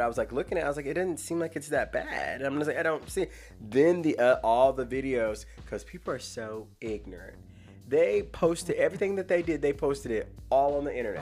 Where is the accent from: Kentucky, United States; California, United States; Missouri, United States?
Missouri, United States; I grew up in Missouri